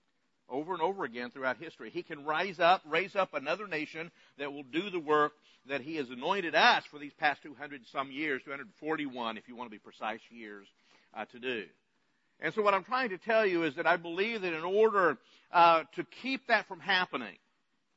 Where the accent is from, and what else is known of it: United States